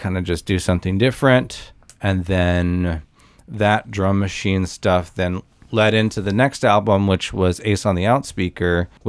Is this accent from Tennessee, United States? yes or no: yes; Nashville, Tennessee, United States; also born or lived in Olympia, Washington; I'm from Nashville. I moved back here